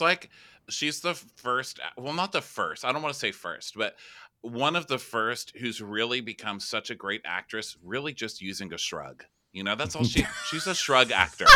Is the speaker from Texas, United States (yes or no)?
yes; Texas, United States; I'm from Texas